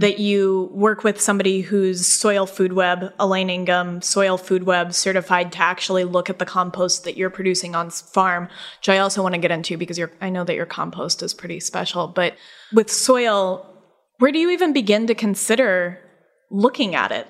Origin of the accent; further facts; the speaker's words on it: Colorado, United States; now in upstate New York, United States; we're actually both from Colorado